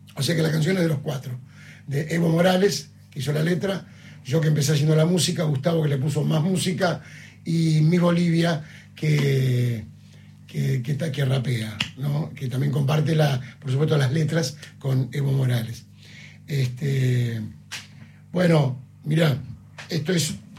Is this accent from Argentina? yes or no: yes; Cañada, Argentina; born or raised there; moved away as an adult; now in Buenos Aires, Argentina